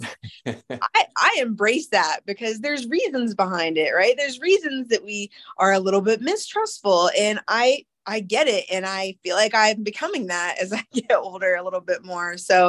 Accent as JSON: {"language": "English", "area": "Morgan County", "region": "Southeast Ohio", "country": "United States", "tie": "born or raised there", "also_born_or_lived": "Athens County, Ohio", "said": "I grew up in Southeast Ohio. I've lived in Southeast Ohio my whole life. My mom's family is from Pikeville, Kentucky and Grundy, Virginia, where, you know, both of my papaws were coal miners."}